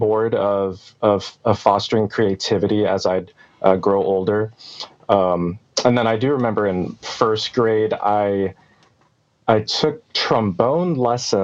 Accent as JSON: {"language": "English", "town": "Dallas", "region": "Texas", "country": "United States", "tie": "born or raised there", "also_born_or_lived": "Torrance, California / Moreno Valley, California", "said": "Born there, and then lived in Moreno Valley, which is kind of a suburb of LA, until I was about 8 and a half. And then we moved to Texas, the Dallas area. And I've been here ever since"}